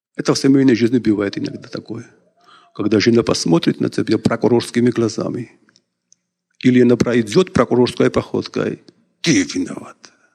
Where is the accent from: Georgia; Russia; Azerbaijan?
Georgia; я из Грузии